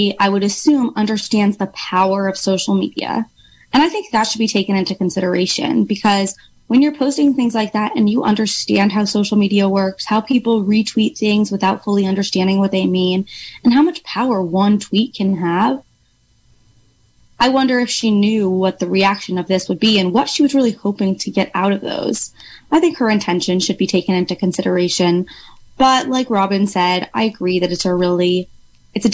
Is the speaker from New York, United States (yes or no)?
yes; New York City, New York, United States; moved away as an adult; now in Mendocino County, United States; I am actually from Brooklyn, New York.